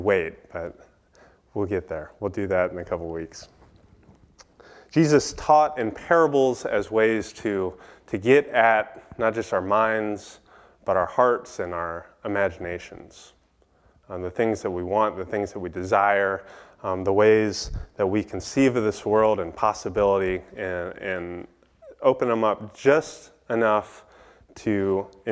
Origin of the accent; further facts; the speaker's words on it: East Coast, United States; moved away; growing up on the East Coast